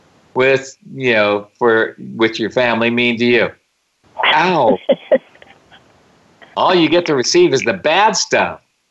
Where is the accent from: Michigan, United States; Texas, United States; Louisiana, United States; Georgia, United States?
Texas, United States; Houston; born or raised there